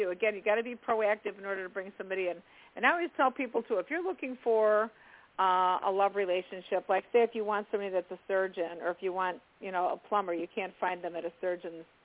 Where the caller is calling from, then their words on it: New Jersey, United States; Uh, from New Jersey.